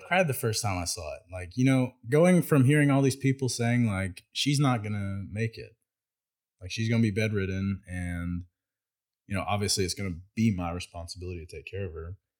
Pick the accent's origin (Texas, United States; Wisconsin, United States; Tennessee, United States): Texas, United States; Bryan; also born or lived in College Station, Texas; I was born at the St. Joe's in Bryan, Texas. So um, I grew up there